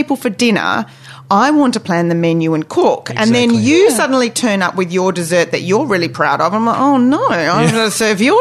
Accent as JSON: {"language": "English", "country": "Australia", "tie": "born or raised there", "said": "I grew up in Australia"}